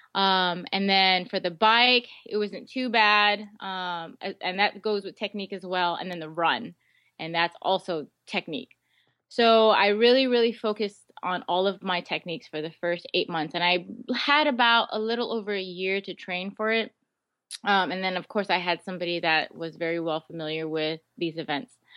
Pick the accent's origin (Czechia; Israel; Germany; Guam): Guam; moved away; also born or lived in Seattle; I was born and raised on Guam. I lived, um, in um, Seattle for a few years, really, really young, but most of my life was on Guam